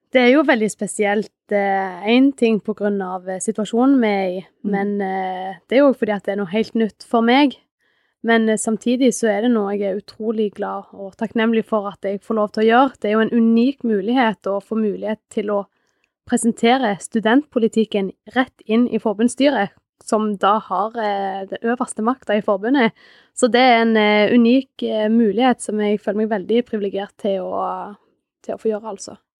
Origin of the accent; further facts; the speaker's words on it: Sandnes, Rogaland, Norway; moved away as an adult; now in Hammerfest, Norway; er opprinnelig fra Sandnes. Men jeg flytta til Hammerfest for fem år siden